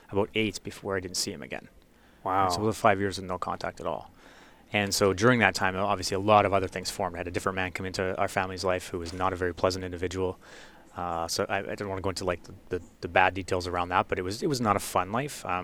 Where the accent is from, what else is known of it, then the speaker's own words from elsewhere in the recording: Vernon, British Columbia, Canada; born there; I was born in, in British Columbia in, in, a small town called Vernon, and we moved all across the pra